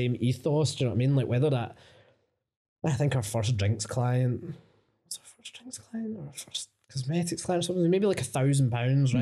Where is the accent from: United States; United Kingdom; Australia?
United Kingdom; Coatbridge, Scotland; I grew up in Cote Bridge, fucking mental place